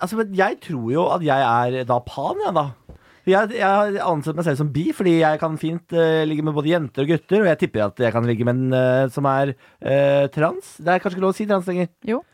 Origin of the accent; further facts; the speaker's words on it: Moss, Østfold, Norway; Jeg er fra Moss.